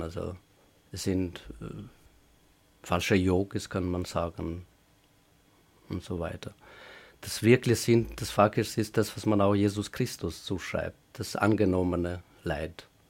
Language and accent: German; Kosovo; German is a second language; moved away as an adult; also born or lived in Vienna, Austria; now in Graz, Austria; die in Kosovo erlebt habe